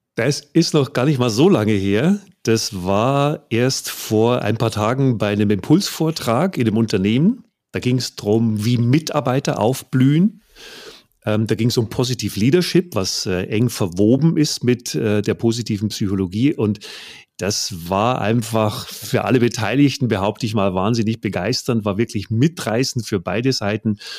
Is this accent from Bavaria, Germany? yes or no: yes; Bavaria, Germany; Ich komme aus Bayern